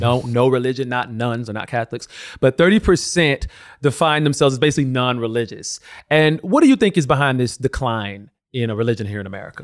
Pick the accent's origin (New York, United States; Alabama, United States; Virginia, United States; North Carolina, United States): Alabama, United States; I come from Alabama, grew up in a very religious family